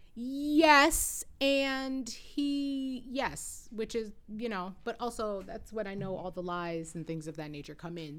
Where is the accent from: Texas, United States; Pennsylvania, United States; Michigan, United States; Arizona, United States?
Michigan, United States; we say we're from Detroit